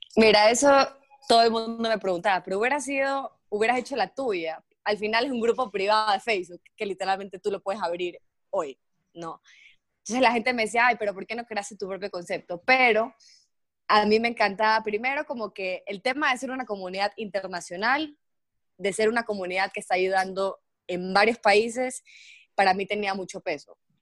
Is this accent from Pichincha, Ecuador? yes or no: no; Guayaquil, Guayas, Ecuador; moved away as an adult; also born or lived in Mexico; soy de Guayaquil, viví seis años en México, y era parte del grupo allá, y me encanta, y me regresé a vivir a Ecuador